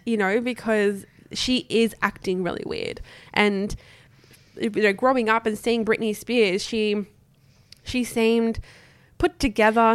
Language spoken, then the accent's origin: English; Australia; as Australian